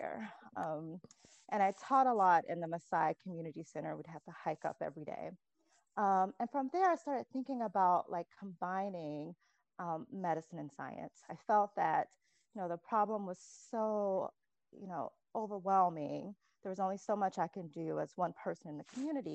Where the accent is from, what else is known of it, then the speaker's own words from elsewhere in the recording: coast of Georgia, United States; I grew up in a really small town on the coast of Georgia, and I was raised by my grandparents